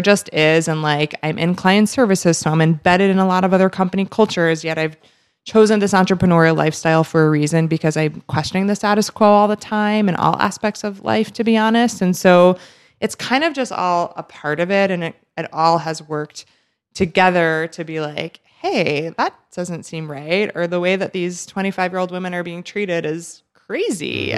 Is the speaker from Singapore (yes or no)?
no; New Jersey, United States; also born or lived in New York City; I'm from New Jersey and proud to be a Jersey girl